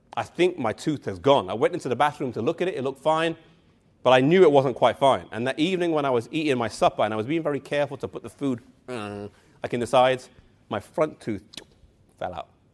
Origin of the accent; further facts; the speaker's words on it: England, United Kingdom; I come from England